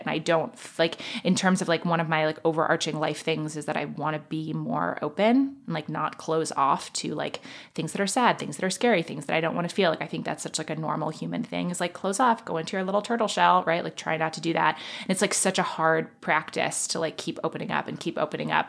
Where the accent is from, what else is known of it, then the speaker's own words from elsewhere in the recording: New York City, New York, United States; I grew up in Manhattan